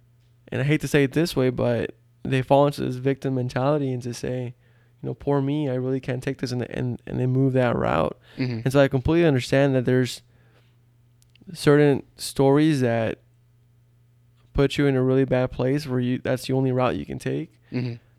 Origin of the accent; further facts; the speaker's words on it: Texas, United States; You know, growing up in South Texas, not a lot of opportunity there, according to statistics.